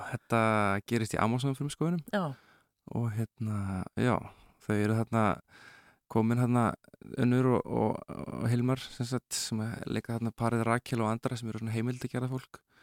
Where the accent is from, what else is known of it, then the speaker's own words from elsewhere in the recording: Reykjavík, Capital Region, Iceland; ég er nú bara úr hvað var það, Vesturbænum og Nesunu